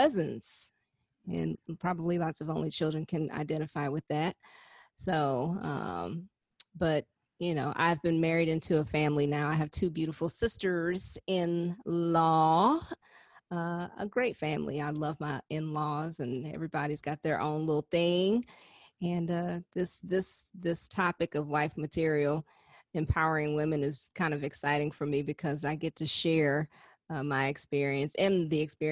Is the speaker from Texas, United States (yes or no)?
yes; Houston, Texas, United States; also born or lived in Atlanta, Georgia; I am from Houston, H-Town, Texas